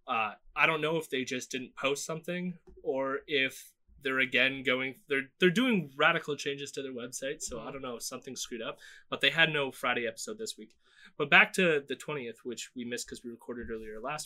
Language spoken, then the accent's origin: English; Canada